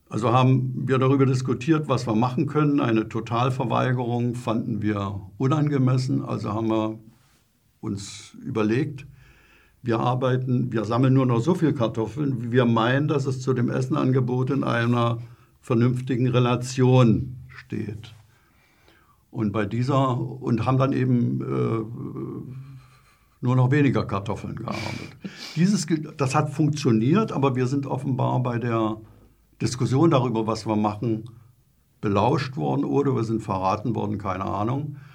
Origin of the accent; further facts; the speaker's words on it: Saxony, Germany; Ja, also äh, es war so, also ich bin ja in Sachsen groß geworden.